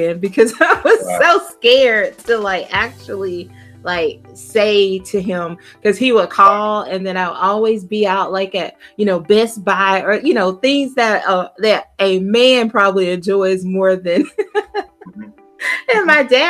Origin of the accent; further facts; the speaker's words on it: South Georgia, United States; I'm from the deep South. I'm from South Georgia. Like, you could do this and you miss my whole town